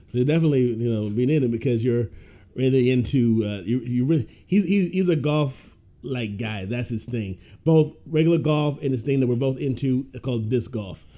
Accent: Ohio, United States; I grew up in Ohio

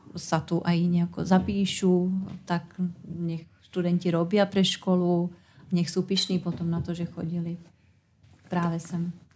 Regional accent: Jistebnice, South Bohemian Region, Czechia; moved away; pochádzam z husického kraja a detstvo som strávila obi- v Istebnici, odkiaľ sú moje obidve babičky

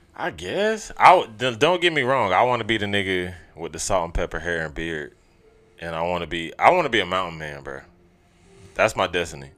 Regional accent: Augusta, Georgia, United States; moved away; niggas we grew up with in Augusta

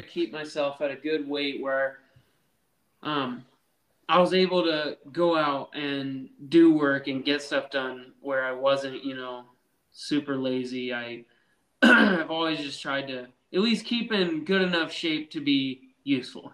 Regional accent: Nebraska, United States; I'm only from Nebraska

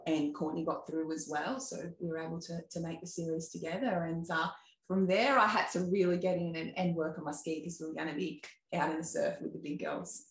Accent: Sawtell, New South Wales, Australia; growing up in Sawtell. So Sawtell is a little um, town in Coffs Harbour

